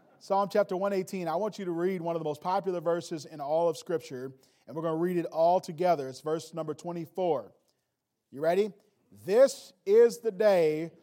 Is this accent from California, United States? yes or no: no; Wisconsin, United States; also born or lived in Indiana; I'm from Wisconsin. We see a little hill, and we get impressed with that.